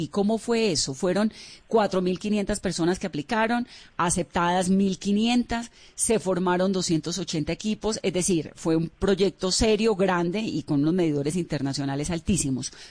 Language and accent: Spanish; Bogotá, Colombia; now in Tokyo, Japan; Yo soy bogotano.